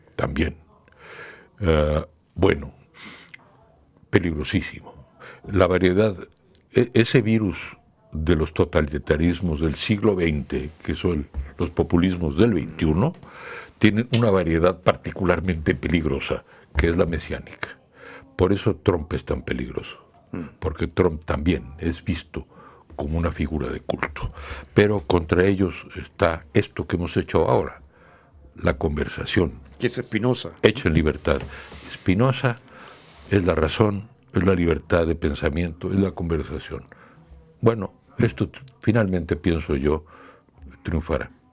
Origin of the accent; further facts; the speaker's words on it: Mexico; en mi país, México